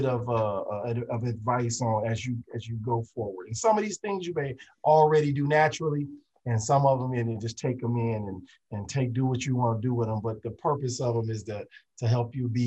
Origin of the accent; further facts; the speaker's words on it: Illinois, United States; I'm from Illinois